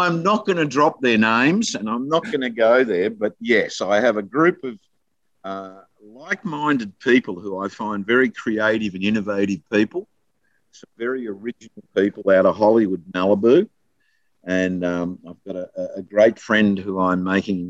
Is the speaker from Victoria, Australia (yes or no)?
yes; Warrnambool, Victoria, Australia; moved away; I grew up in Warrnambool.